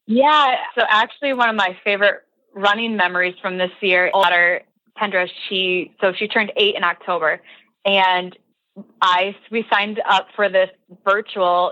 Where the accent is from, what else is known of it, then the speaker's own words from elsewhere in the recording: Southwest Wisconsin, United States; Wisconsin, uh, my home state